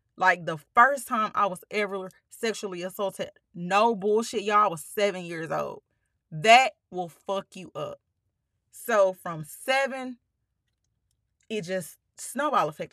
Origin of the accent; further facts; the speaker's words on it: Pine Bluff, Arkansas, United States; moved away; I was born in Palm Bluff, um, we lived there until I was going into the eighth grade